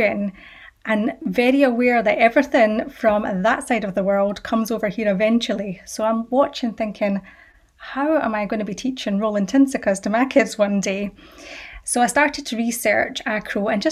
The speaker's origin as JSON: {"language": "English", "area": "Fife", "region": "Scotland", "country": "United Kingdom", "tie": "born or raised there", "also_born_or_lived": "Edinburgh", "said": "I grew up in Scotland. I want to say in Fife, but that's debatable because we did move around a little bit when we were younger, but Fife is where I've been the majority of my life"}